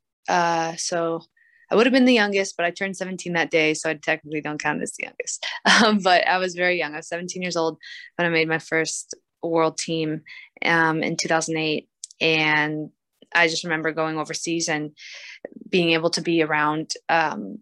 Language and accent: English; Maryland, United States; moved away; also born or lived in Arizona; my home state where I grew up